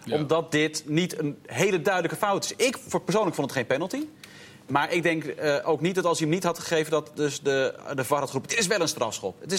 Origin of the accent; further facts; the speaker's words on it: England, United Kingdom; born there; ik ben geboren in Engeland en nou, ben ik niet een enorme fan van het Engels voetbal